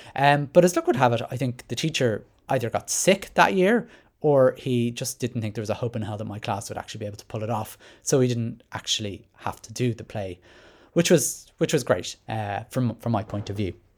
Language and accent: English; Ireland